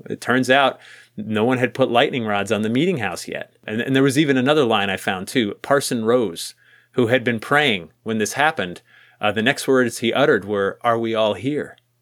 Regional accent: New England, United States; growing up in New England there's some really old houses around

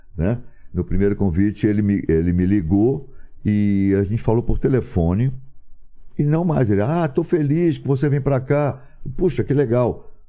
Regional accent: Rio de Janeiro, Brazil; moved away as an adult; also born or lived in São Paulo; Nasci no Rio, ok, sou carioca, mas sou brasileiro

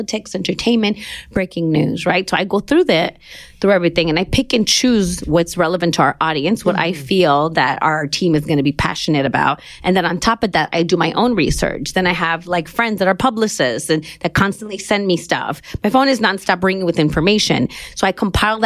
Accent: Los Angeles, California, United States; moved away as an adult; now in New York, United States; Born and raised in Los Angeles, mid-city.

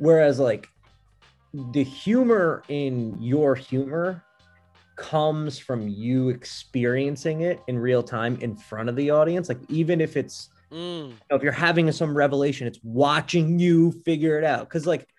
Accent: Kentucky, United States; born there; So I was born in Kentucky.

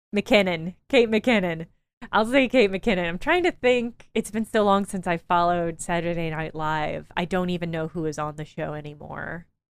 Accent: Illinois, United States; moved away; I come from Illinois

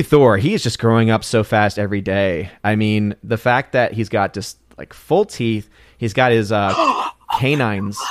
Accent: United States; as an American

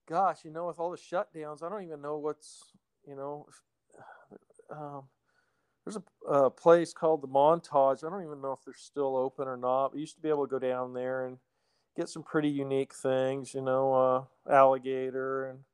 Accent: Portland, Oregon, United States; I was born and raised in Portland

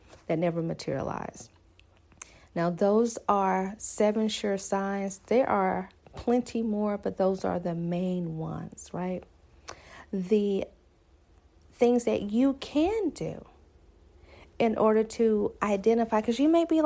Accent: the South, United States; I'm from the South

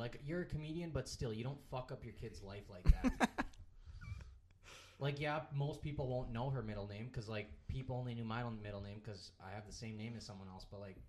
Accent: Minnesota, United States; where the fuck are you from? And I was like, Minnesota?

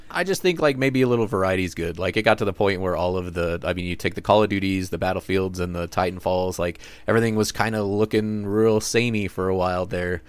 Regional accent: United States; we're American

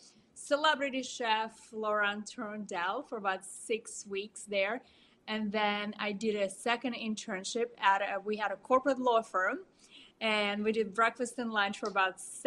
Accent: Moscow, Russia; moved away as an adult; also born or lived in New York City; I was born in Moscow, Russia. Spent my childhood in Moscow

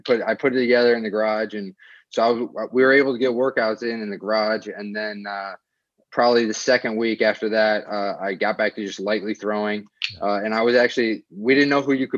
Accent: Cleveland, Ohio, United States; moved away as an adult; also born or lived in New Jersey; now in Long Island, United States; I grew up in Ohio, just in a suburb of Cleveland.

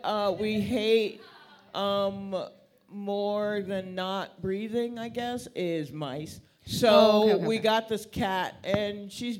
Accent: Atlanta, Georgia, United States; moved away as an adult; also born or lived in Brooklyn, New York; now in New York, United States; I was born in Brooklyn. Yes, and then crack showed up, and so my family moved to Atlanta when I was like 8. So that's where most of my book learning's been.

